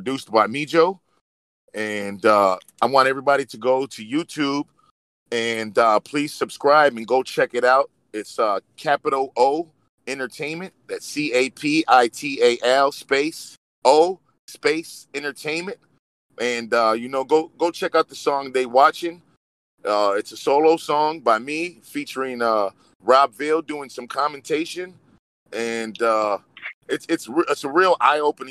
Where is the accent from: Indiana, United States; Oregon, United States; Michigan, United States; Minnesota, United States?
Indiana, United States; East Chicago; We are from East Chicago, Indiana, but we definitely are part of the whole region, which is the Northwest Indiana and Chicagoland scene